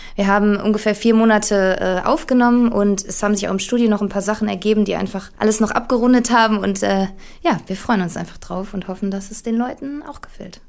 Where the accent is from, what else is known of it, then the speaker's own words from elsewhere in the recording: Duisburg, North Rhine-Westphalia, Germany; wir kommen alle aus Duisburg. Ähm, Alex und ich, der Gitarrist, äh, wir waren zusammen in einer Schule